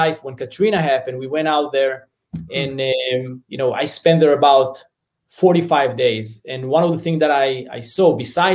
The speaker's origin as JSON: {"language": "English", "region": "Southern District", "country": "Israel", "tie": "born or raised there", "second_language": "English", "moved": "as an adult", "lives_now": "United States", "said": "So as you hear my accent, I'm originally from Israel. So I grew up in a small farm in the south part of Israel, a very small community with about 48 families."}